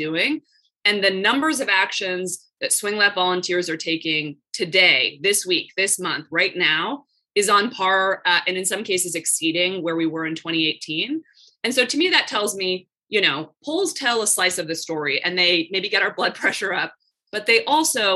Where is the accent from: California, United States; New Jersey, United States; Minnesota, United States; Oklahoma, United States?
California, United States; Palo Alto; also born or lived in San Francisco; I grew up, like you mentioned, in Palo Alto